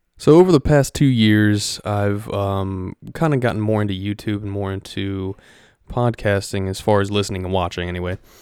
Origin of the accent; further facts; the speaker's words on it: Ohio, United States; moved away as an adult; now in Florida, United States; I am originally from Ohio. Uh, raised there for twenty-three years and then moved down to Florida, which is where I'm at now